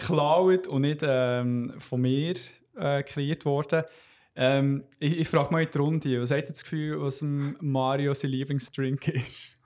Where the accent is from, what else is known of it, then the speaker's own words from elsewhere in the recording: Switzerland; bei uns in der Schweiz